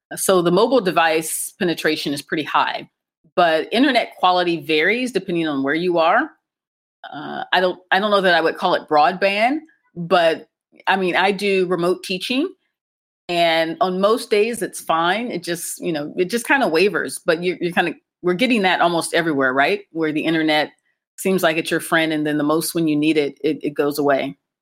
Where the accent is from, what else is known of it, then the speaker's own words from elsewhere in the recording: Akron, Ohio, United States; moved away as an adult; now in Cairo, Egypt; I'm American, and I grew up in the U.S., specifically in Ohio, and more specifically in Akron, Ohio, home of LeBron James